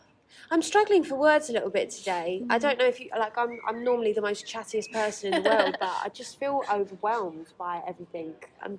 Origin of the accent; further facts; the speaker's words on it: London, United Kingdom; I'm from London, people are like, what? Oh my God. Never actually meet people from London. Yeah, well, we do exist. I'm not from central London, mind you